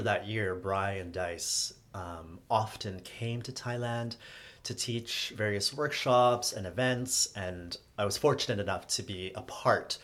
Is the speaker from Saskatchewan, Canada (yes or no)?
no; Toronto, Ontario, Canada; moved away as an adult; also born or lived in Hong Kong / United States; I'm from Toronto